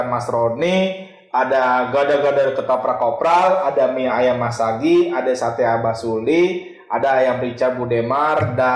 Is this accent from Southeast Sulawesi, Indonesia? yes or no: no; Bekasi, West Java, Indonesia; Orang-orang Bekasi mau denger gua orang Bekasi.